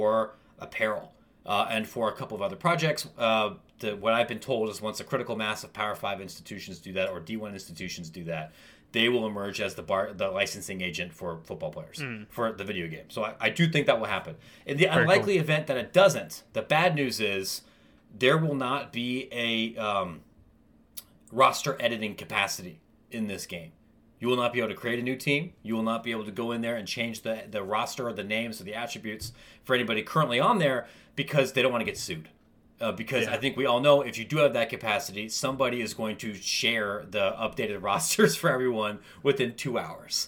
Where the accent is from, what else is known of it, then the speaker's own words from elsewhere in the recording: Ohio, United States; I grew up in Bumblefart, Ohio, and went to Ohio State